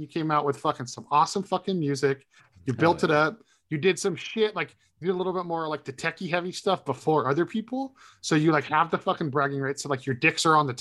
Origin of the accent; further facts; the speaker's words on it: Santa Cruz, California, United States; Santa Cruz